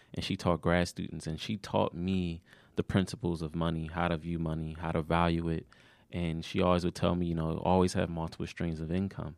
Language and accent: English; Maryland, United States; moved away; also born or lived in Georgia